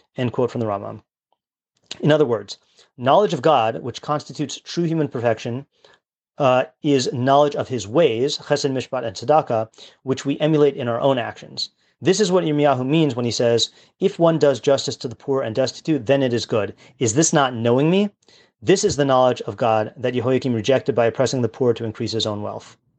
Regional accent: United States; as American Jews

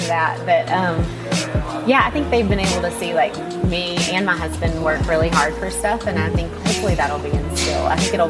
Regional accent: Star, Mississippi, United States; moved away as an adult; also born or lived in Clinton, Mississippi; now in Jackson, United States; I'm from Star, Mississippi.

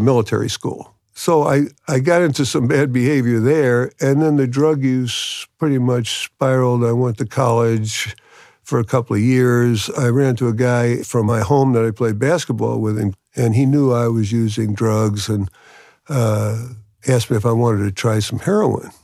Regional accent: New York City, New York, United States; I'm from New York City, New York.

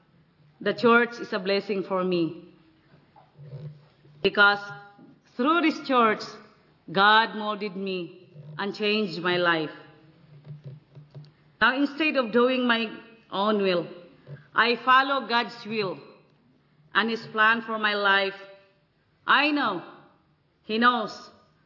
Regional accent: Philippines; from Philippines.

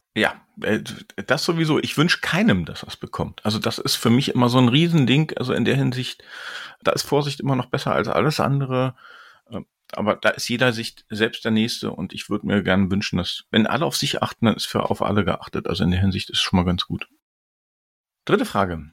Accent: Berlin, Germany; ich bin Berliner, ich bleib Berliner

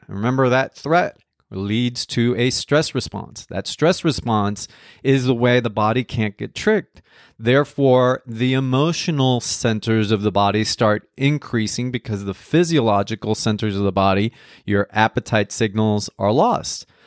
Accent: New Jersey, United States; also born or lived in Colombia; I was born in Colombia. I grew up in New Jersey

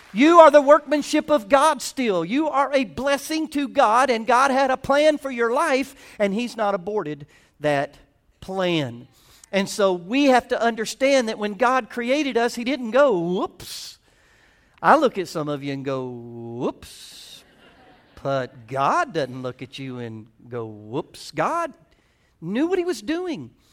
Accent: the South, United States; I'm from the South

